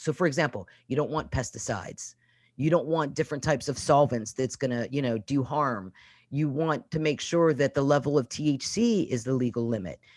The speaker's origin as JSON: {"language": "English", "town": "Pittsburgh", "region": "Pennsylvania", "country": "United States", "also_born_or_lived": "Norfolk, Virginia / Virginia Beach, Virginia", "moved": "as an adult", "said": "I'm actually from Pittsburgh, Pennsylvania"}